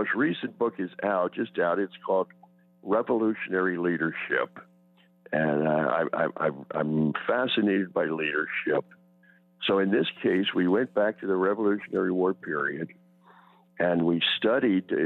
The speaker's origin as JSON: {"language": "English", "town": "Wilmington", "region": "Delaware", "country": "United States", "tie": "born or raised there", "said": "I grew up in Wilmington, Delaware"}